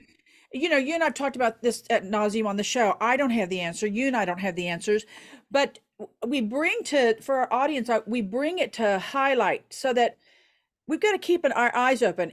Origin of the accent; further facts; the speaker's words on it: Oklahoma, United States; I'm from Oklahoma